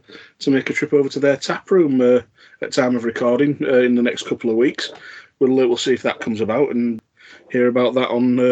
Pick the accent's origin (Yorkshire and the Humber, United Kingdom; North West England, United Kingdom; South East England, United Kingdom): Yorkshire and the Humber, United Kingdom; And I'm from Yorkshire.